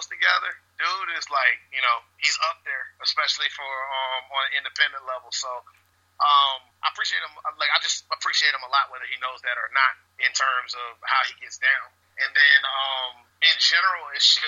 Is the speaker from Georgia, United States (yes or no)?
yes; Augusta, Georgia, United States; My hometown is Augusta, Georgia, here in the United States